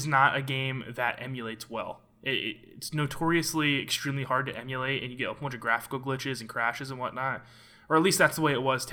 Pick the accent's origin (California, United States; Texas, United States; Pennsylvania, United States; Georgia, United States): Pennsylvania, United States; Central; I was born in Central PA, much like Mr. Elijah Steele over there.